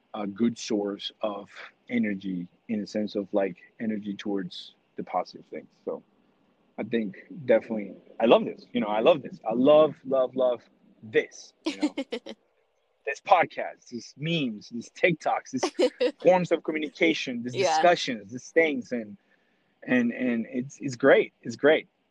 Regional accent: New York City, New York, United States; I'm from New York City

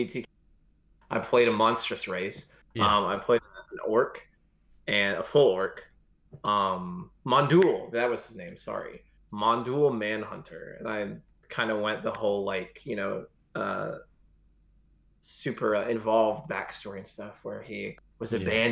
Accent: Texas, United States; I'm from Texas in the United States

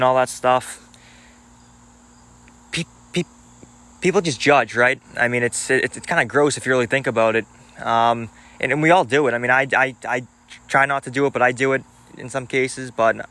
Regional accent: Boston, Massachusetts, United States; I was from Boston and I moved to a suburb

